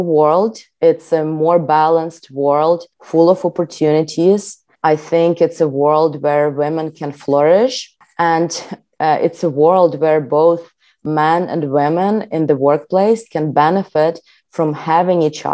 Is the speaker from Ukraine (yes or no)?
yes; Ukraine; Growing up in Ukraine and starting my career in tech